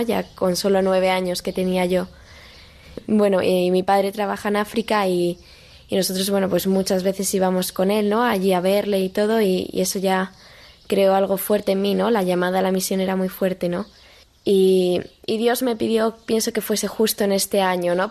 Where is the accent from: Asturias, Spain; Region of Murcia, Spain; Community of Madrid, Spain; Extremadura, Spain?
Community of Madrid, Spain; Madrid; also born or lived in Boadilla del Monte; tengo 18 años y soy de Madrid